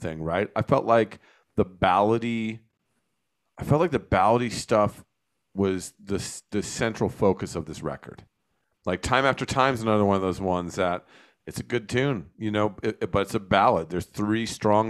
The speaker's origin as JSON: {"language": "English", "region": "New Jersey", "country": "United States", "tie": "born or raised there", "said": "I grew up in New Jersey"}